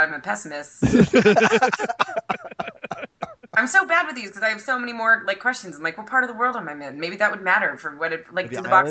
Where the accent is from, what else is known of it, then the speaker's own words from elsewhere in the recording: East Coast, United States; I'm from the East Coast.